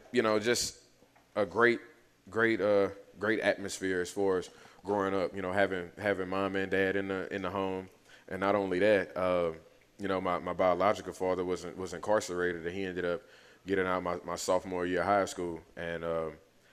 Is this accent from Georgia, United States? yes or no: no; Lafayette, Louisiana, United States; me learning the French and everything, growing up in Lafayette, my stepfather growing up in Lafayette